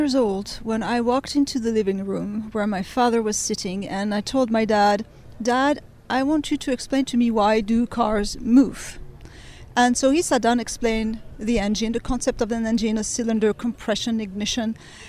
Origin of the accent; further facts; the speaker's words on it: Beirut, Beirut Governorate, Lebanon; also born or lived in France; I was born in France. And I was raised in Beirut. My father worked for the French embassy, so we moved to Lebanon. My mother's actually Lebanese, so I'm half Middle Eastern, I guess.